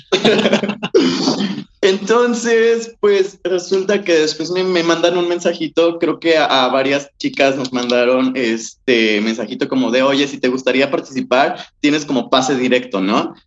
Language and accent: Spanish; Jojutla, Morelos, Mexico; moved away as an adult; now in Cuernavaca, Mexico; yo soy de Jojutla, soy, del sur del estado de Morelos, pero yo ya estaba viviendo aquí en Cuernavaca